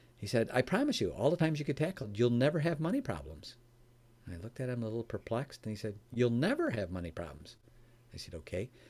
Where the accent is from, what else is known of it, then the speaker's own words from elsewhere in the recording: Chicago, Illinois, United States; now in Michigan, United States; I was raised in Chicago, Illinois. I live in Michigan now